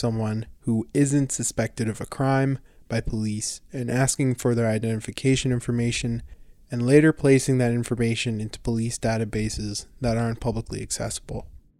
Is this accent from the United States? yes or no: no; Edmonton, Alberta, Canada; Years ago, growing up in Edmonton, I worked a few summer jobs downtown